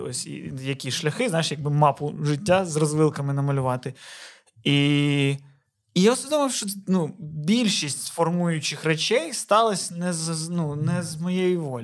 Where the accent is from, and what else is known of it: Odesa, Odesa Oblast, Ukraine; moved away